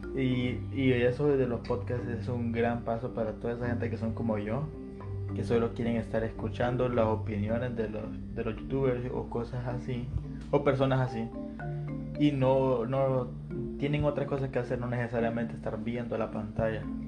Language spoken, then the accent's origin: Spanish; Honduras; somos hondureños